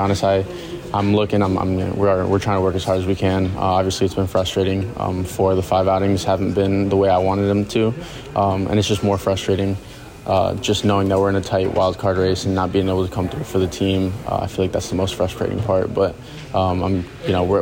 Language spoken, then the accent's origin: English; South Florida, United States; me growing up in South Florida